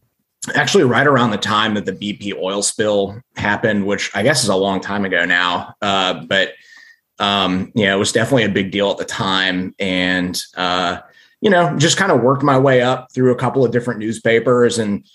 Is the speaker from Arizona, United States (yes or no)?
no; Slidell, Louisiana, United States; also born or lived in Midwest; So I grew up in sort of in and around New Orleans. I was born in the Midwest. So I don't sound like I'm from New Orleans, but I spent the lion's share of my childhood in Slidell